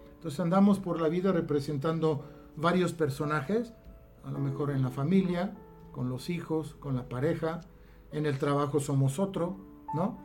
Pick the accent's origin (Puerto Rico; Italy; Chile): Italy; now in Mexico; como buen italiano que hablamos con las manos